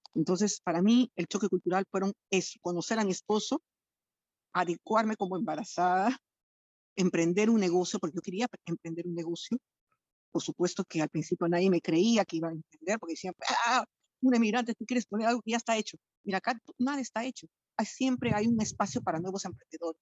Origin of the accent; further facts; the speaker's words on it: Lima, Peru; moved away as an adult; now in France; Peruana de Lima soy de Lima